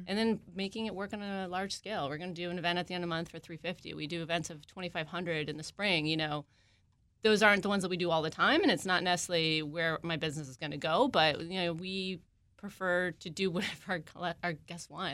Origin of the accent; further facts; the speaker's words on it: Maryland, United States; moved away as an adult; also born or lived in West Coast; I am also a Maryland native. I grew up in the area.